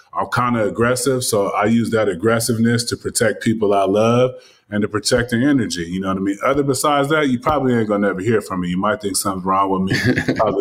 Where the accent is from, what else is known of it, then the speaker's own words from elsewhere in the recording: California, United States; I'm from Cali